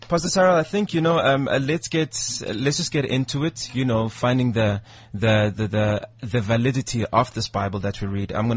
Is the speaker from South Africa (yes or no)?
yes; South Africa; being South African